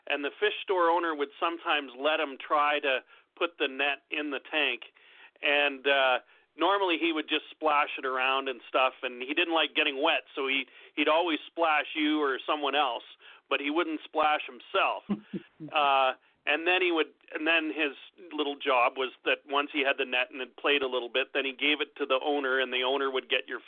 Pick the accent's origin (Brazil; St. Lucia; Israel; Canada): Canada; I'm from Canada